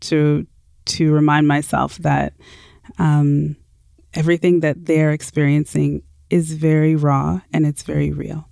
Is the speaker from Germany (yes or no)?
no; Toronto, Ontario, Canada; moved away as an adult; now in Vancouver, Canada; born and raised in Toronto